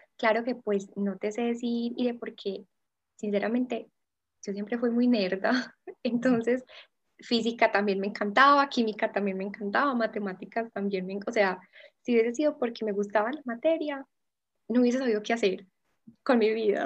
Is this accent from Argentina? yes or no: no; Envigado, Antioquia, Colombia; toda la vida envigado